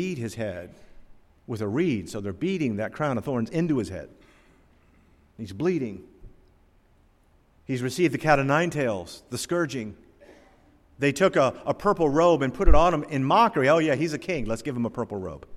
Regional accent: Norfolk, Virginia, United States; I was born down here in Norfolk, Virginia in 1958.

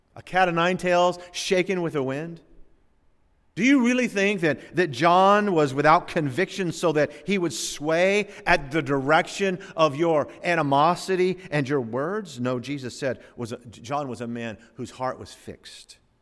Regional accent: the South, United States; also born or lived in West Palm Beach / Chicago; I grew up in the South

